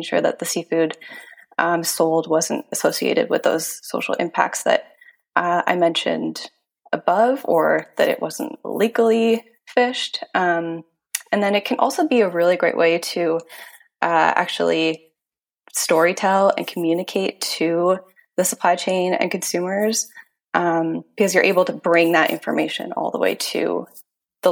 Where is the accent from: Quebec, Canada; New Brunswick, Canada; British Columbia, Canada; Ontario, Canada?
Ontario, Canada; moved away; I am from Ontario originally